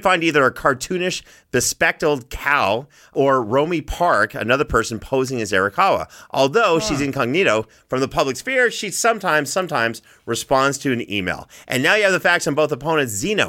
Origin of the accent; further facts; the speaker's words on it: Canada; I'm Canadian. I say things differently.